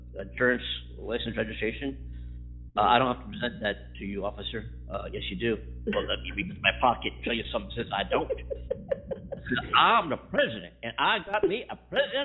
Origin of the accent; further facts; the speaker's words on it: United States; as an American citizen